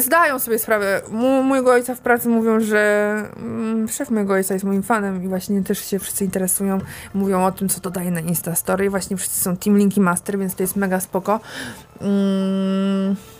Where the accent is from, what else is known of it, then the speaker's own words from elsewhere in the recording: Warsaw, Masovian Voivodeship, Poland; urodziłam się w Warszawie